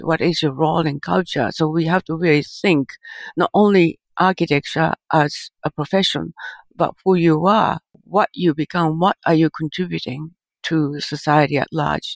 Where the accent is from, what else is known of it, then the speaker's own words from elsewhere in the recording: Japan; moved away; I think my childhood in Japan is I grew up uh, post World War II